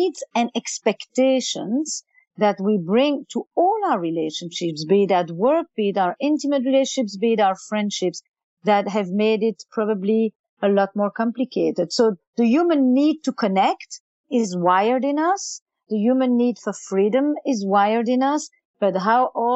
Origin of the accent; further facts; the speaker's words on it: Antwerp, Flanders, Belgium; English is a second language; now in New York, United States; I'm from Flemish Belgium, you know that, I mean, that's already very good to know that I would probably be speaking Flemish. I was actually schooled in Flemish my entire childhood.